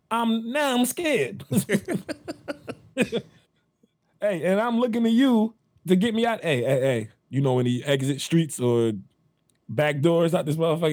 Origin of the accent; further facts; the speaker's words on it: New Jersey, United States; If I'm trying to link up with a John in Houston, and I'm from Jersey, I've never been to fucking Houston before.